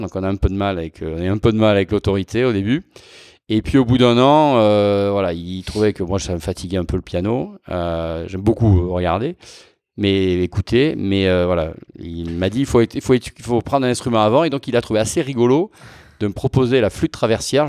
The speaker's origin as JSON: {"language": "French", "town": "Toulon", "region": "Provence-Alpes-Côte d'Azur", "country": "France", "tie": "born or raised there", "moved": "yes", "said": "je suis né à Toulon. Je suis né à Toulon, dans le Var, bord de la Méditerranée."}